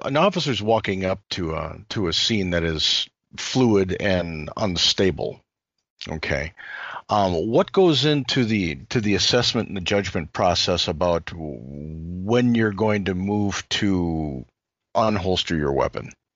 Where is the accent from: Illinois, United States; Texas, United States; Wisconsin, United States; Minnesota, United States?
Illinois, United States; Chicago; I was born and raised in Chicago